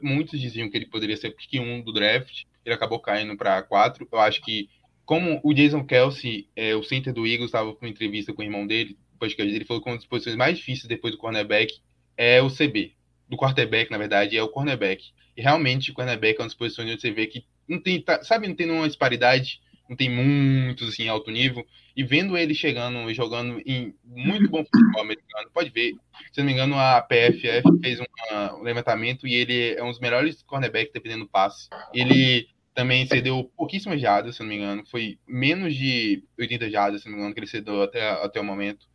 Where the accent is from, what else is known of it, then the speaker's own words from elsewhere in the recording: Vitória da Conquista, Bahia, Brazil; eu sou do interior da Bahia, de História da Conquista